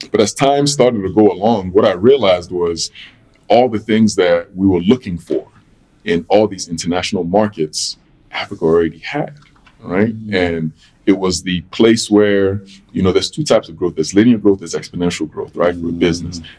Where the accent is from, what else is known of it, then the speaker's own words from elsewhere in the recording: London, United Kingdom; born there; okay, I was born in London. Um, I have a connection to London.